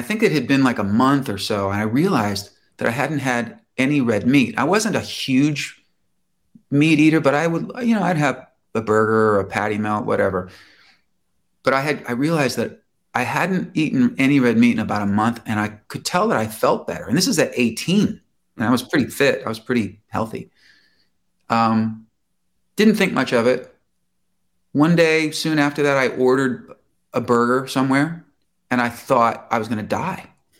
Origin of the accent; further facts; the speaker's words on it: Chicago, Illinois, United States; now in Los Angeles, United States; And I moved from Chicago to LA.